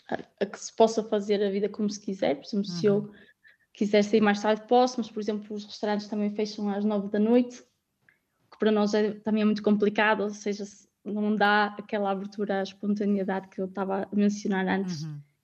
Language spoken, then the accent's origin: Portuguese; Guimarães, Norte, Portugal; moved away as an adult; also born or lived in London, United Kingdom / Netherlands; now in The Hague, Netherlands; Eu sou de Guimarães, óbvio que o meu sentimento de casa é sempre lá